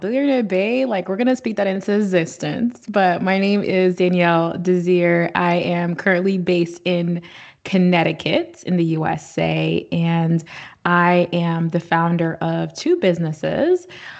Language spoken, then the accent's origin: English; Haiti; I mean, I lived like a local pretty much 4 months out of the year growing up in Haiti.